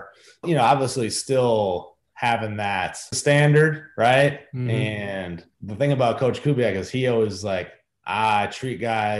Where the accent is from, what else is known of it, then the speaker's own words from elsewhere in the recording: Chicago, Illinois, United States; moved away; as a kid growing up in Chicago